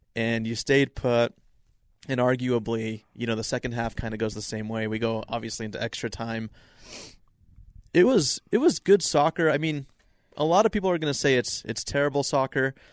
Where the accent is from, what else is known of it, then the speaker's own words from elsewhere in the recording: Salt Lake City, Utah, United States; I'm from Salt Lake